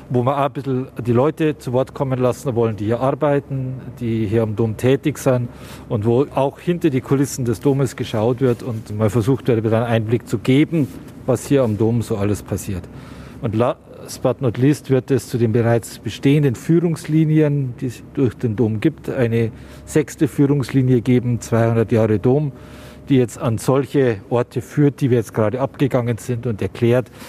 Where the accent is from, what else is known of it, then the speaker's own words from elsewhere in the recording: Munich, Bavaria, Germany; born there; im Herzen Münchens, als geborener Münchner, als Pfarrer tätig zu sein